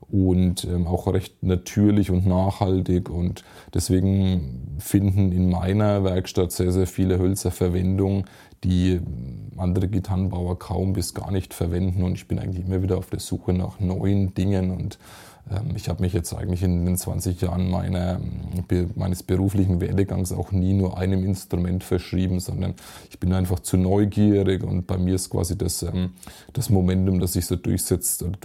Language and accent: German; Kirchlauter, Bavaria, Germany; nicht so weit weg von meinem Heimatort hier in Kichlauder, gut 25 Kilometer entfernt.